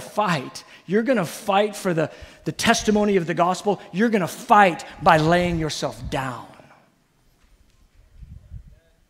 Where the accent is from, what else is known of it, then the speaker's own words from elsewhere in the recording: United States; We're so American